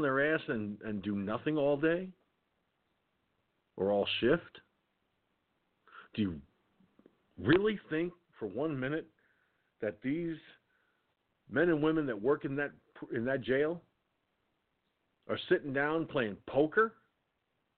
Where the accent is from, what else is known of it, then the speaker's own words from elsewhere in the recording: Peekskill, New York, United States; when I lived in Peekskill, my hometown